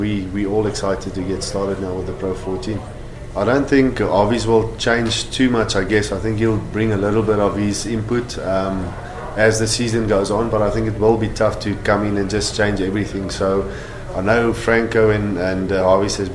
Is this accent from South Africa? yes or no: yes; South Africa; as a South African